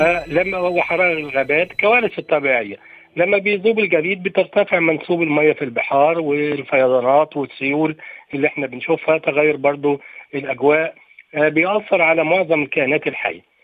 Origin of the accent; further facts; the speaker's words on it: Egypt; احنا عندنا في مصر